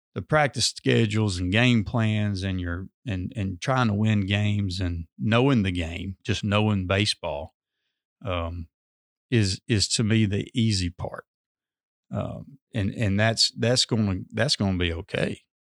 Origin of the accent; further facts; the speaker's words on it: Amory, Mississippi, United States; I'm originally from Amory, went to high school at Hatley